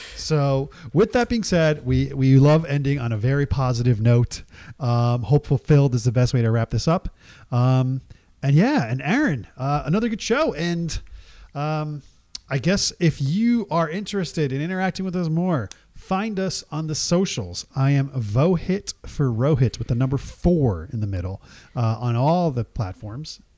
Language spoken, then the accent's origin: English; Jersey Shore, New Jersey, United States; growing up in the Jersey Shore